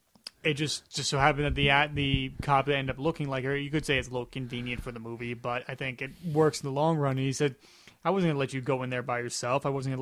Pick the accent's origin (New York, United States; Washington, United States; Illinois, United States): Illinois, United States; Chicago; I'm stuck in the middle because I'm from Chicago. I'm the Midwest.